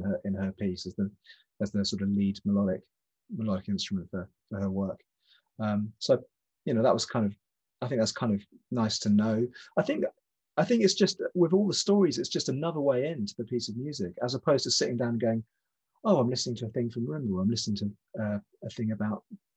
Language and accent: English; the Southwest, South West England, United Kingdom; moved away as an adult; also born or lived in north of London; now in England; I grew up in the Southwest